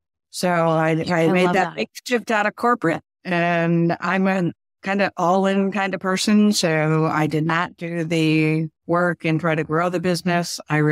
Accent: New England, United States; now in Virginia, United States; I am a transplant from New England down to Virginia. So now I'm a little further south.

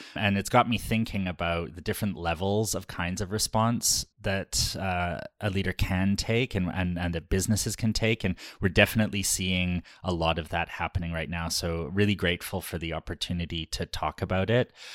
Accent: Canada; We are Canadian, but we are Ukrainian Canadian

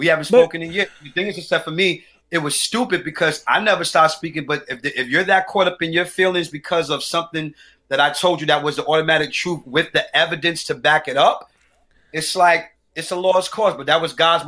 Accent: New York City, New York, United States; I'm from St. Mark's Avenue. I grew up in the streets

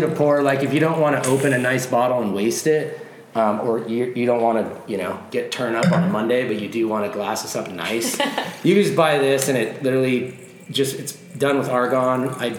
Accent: about 30 minutes from Napa, California, United States; moved away; So I'm from about 30 minutes from Napa.

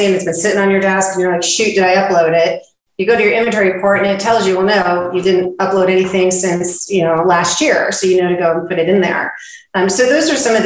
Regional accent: West Coast, United States; now in Texas, United States; I'm from the West Coast

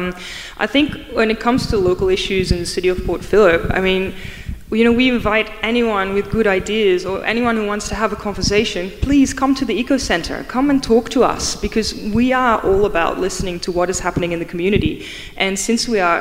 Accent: Netherlands; now in Melbourne, Australia; I'm from the Netherlands.

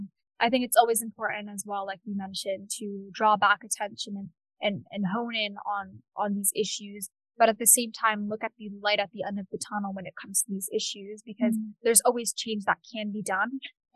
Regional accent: Cambridge, Massachusetts, United States; I was born in Cambridge. I've lived in Cambridge until now. And I've really much seen the city inside and out.

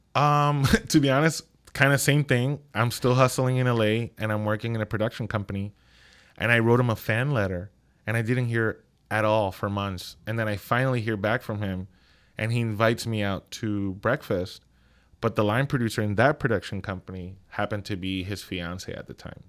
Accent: Ponce, Puerto Rico; moved away as an adult; also born or lived in New York; growing up in Puerto Rico, it was a beautiful childhood

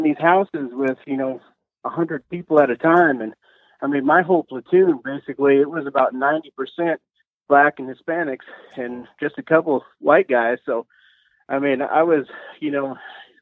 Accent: a small town in Iowa, United States; moved away; I came from a small town in Iowa

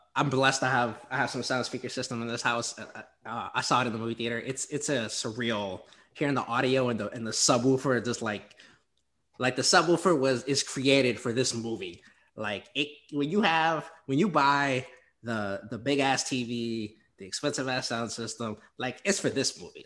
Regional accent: the South, United States; I'm from the South

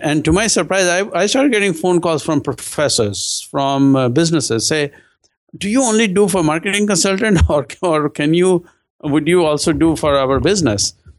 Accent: India; moved away; I'm originally from India

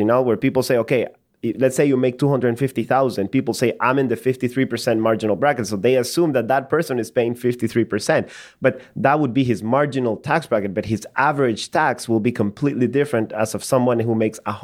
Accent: El Salvador; moved away; I grew up in El Salvador

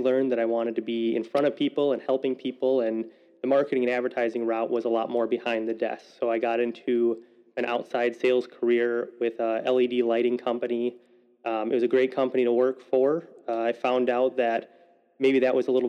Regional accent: Waukesha, Wisconsin, United States; I was born and raised in Waukesha, Wisconsin

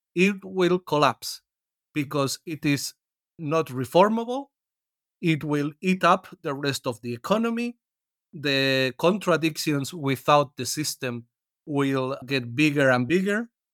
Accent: Spain; I come from Spain and it is the country I know better

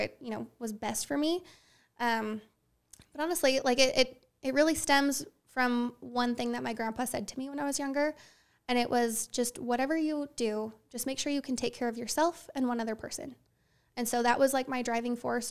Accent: Herriman, Utah, United States; I was born and raised in Utah. Yep, I've lived here my whole life. Uh, grew up in Rose Canyon, up in Harriman

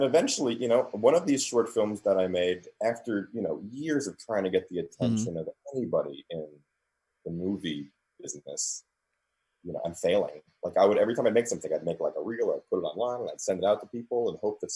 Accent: New York City, New York, United States; I grew up in New York. I grew up in Queens

